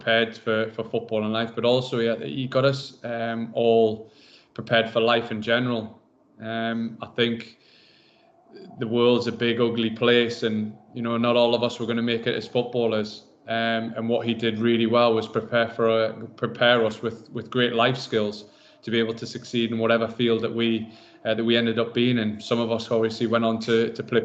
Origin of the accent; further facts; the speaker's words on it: Berwick-upon-Tweed, North East England, United Kingdom; moved away; Growing up in Berwick